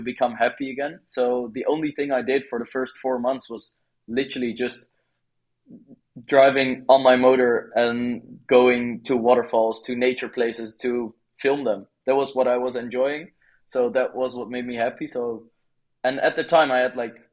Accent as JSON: {"language": "English", "country": "Netherlands", "moved": "as an adult", "lives_now": "Bali, Indonesia", "said": "I am from the Netherlands originally, but now I've lived in Bali for like roughly 9 months"}